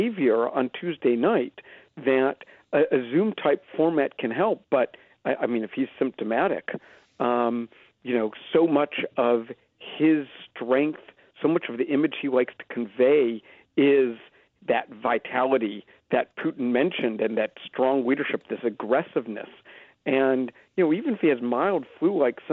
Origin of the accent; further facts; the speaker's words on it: Philadelphia, Pennsylvania, United States; now in Canada; I am an American. I grew up in Philadelphia.